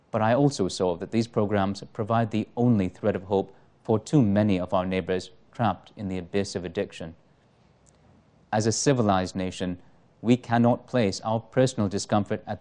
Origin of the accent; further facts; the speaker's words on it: Toronto, Ontario, Canada; I grew up in Toronto's Parkdale neighborhood when it was most beset by drug abuse and its companion crimes.